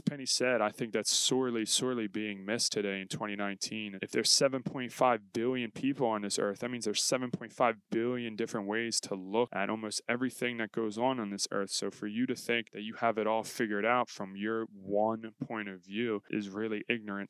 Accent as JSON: {"language": "English", "town": "Philadelphia", "region": "Pennsylvania", "country": "United States", "tie": "born or raised there", "said": "growing up in Philadelphia because you learn about the history of William Penn"}